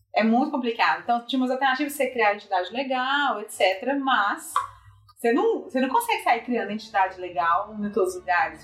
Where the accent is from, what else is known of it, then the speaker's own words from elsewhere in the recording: Minas Gerais, Brazil; eu sou de Minas, acho que evidentemente pelo sotaque